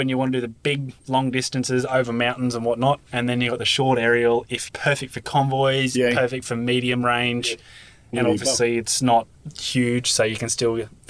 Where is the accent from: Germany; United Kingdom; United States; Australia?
Australia; Noosa, Queensland; now in Brisbane, Australia; Yep, I grew up on the coast. We had a little place on Gympie Terrace.